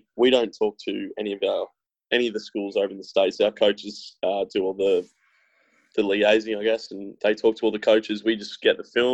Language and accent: English; Newcastle, New South Wales, Australia; I'm from Newcastle in Australia, which is famous for its beaches and hot weather